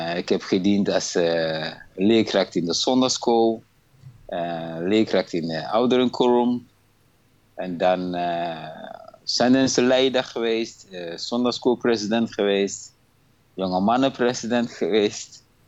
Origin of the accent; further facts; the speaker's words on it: Ghana; moved away as an adult; now in Breda, Netherlands; Ik ben eigenlijk geboren in Ghana. En eh, naar Nederland toe gekomen in 1992.